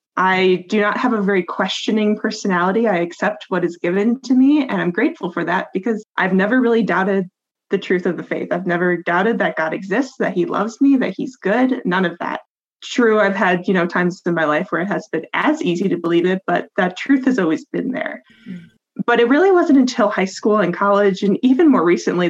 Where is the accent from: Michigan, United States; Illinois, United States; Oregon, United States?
Illinois, United States; moved away as an adult; also born or lived in Iowa; now in Indiana, United States; I grew up in Illinois, went to school in Iowa, ended up in Indiana